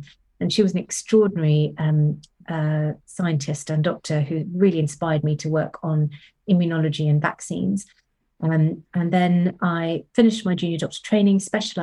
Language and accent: English; Sri Lanka; moved away as an adult; also born or lived in Cambridge, United Kingdom; now in Oxford, United Kingdom; I grew up in Sri Lanka